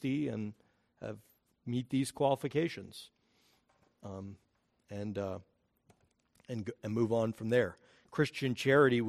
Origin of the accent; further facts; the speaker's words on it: United States; We are American